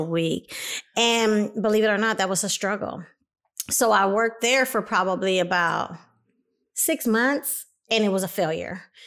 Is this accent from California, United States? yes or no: yes; Compton, California, United States; moved away as an adult; also born or lived in Los Angeles, California; now in Inland Empire, United States; I came from Los Angeles, California, by way of Compton, 'cause I did my first part of life in Compton, California